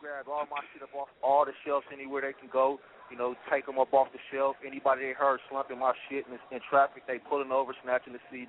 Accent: United States; I'm from Lincoln Park. I was born and raised right there. You know, you saw my grandmother's house in the park right there. You know what I mean? I don't know nothing but Lincoln.

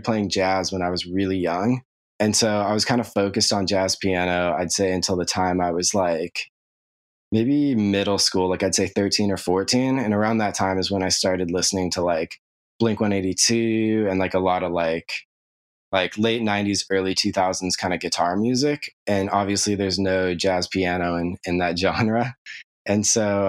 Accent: Anaheim, California, United States; I grew up in Orange County. I was born in Anaheim

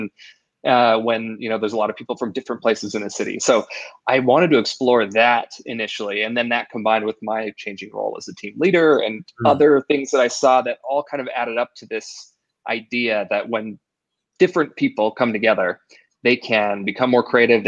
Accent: Idaho, United States; I grew up in Idaho

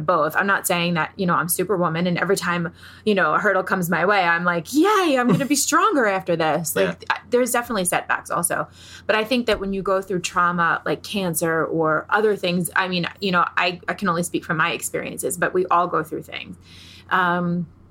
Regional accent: New York, United States; I'm from New York

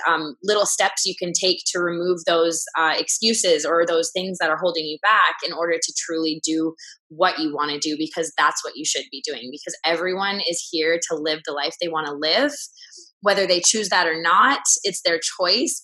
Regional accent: Vancouver, British Columbia, Canada; now in Los Angeles, United States; I'm from Canada, Vancouver.

